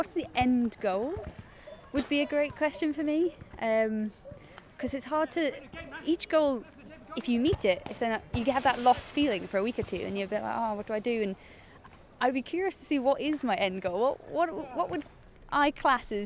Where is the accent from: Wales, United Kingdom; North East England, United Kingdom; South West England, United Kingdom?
North East England, United Kingdom; Northumberland; now in London, United Kingdom; In Northumberland, it's like really far north